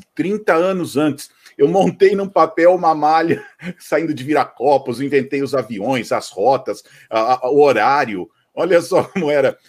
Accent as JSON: {"language": "Portuguese", "town": "Campinas", "region": "São Paulo", "country": "Brazil", "tie": "born or raised there", "said": "eu sou de Campinas"}